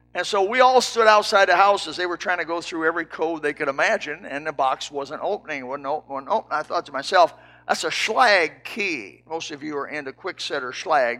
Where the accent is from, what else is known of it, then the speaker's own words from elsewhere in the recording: Indiana, United States; I was raised in Indiana